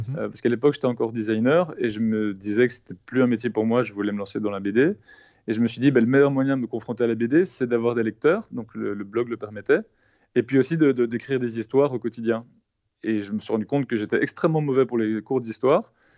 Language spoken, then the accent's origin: French; Belgium; je suis belge